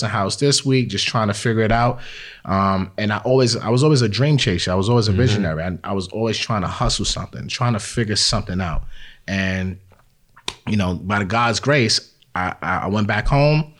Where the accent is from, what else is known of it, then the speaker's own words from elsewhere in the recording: New York, United States; moved away as an adult; I'm a New Yorker. So for me, it wasn't that much of a culture shock because that's where I'm born. That's where I'm raised